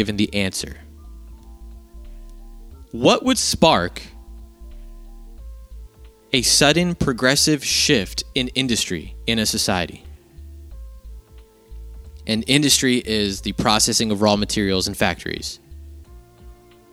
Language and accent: English; United States; as an American